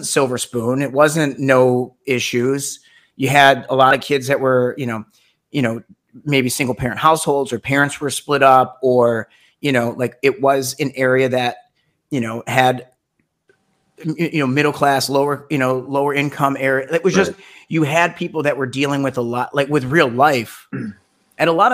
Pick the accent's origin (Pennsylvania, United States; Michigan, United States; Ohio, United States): Michigan, United States; Melvindale; moved away as an adult; also born or lived in East Lansing, Michigan; now in Los Angeles, United States; we grew up in Melvindale and in, you know, Metro Detroit